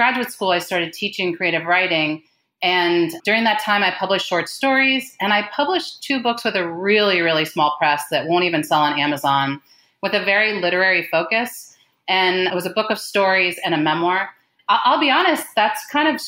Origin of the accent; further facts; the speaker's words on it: New Jersey, United States; moved away as an adult; now in Kentucky, United States; I grew up in New Jersey and I now live in Kentucky